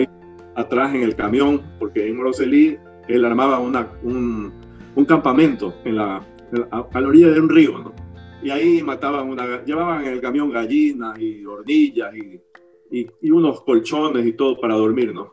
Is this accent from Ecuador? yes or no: yes; Guayaquil, Guayas, Ecuador; also born or lived in Honduras; nací, nací aquí en Guayaquil